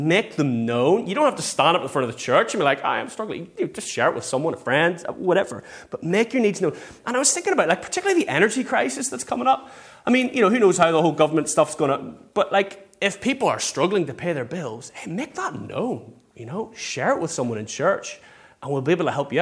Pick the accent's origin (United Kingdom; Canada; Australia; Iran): United Kingdom; England; we're English